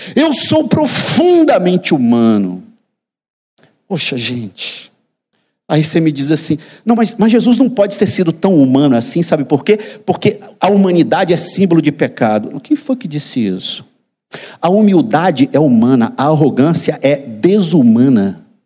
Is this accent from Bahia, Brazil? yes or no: yes; interior of Bahia, Brazil; moved away; No interior da Bahia, de onde eu venho